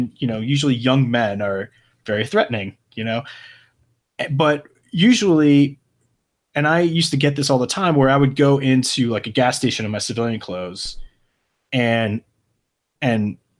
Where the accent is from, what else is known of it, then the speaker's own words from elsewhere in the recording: Michigan, United States; also born or lived in Oklahoma; I definitely did, especially like, you know, in Oklahoma, but even when I was, you know, growing up in Michigan, I definitely got, kind of, you know, never anything violent, but definitely just hassled, you know?